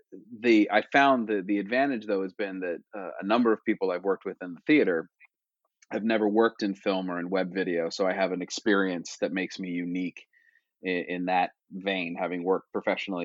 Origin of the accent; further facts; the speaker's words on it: Wilmington, Delaware, United States; moved away; So I'm from Wilmington, Delaware, born and raised